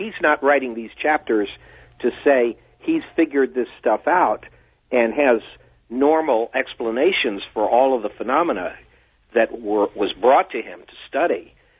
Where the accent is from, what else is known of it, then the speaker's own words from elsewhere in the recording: Washington, D.C. area, United States; because I grew up near Washington, D.C.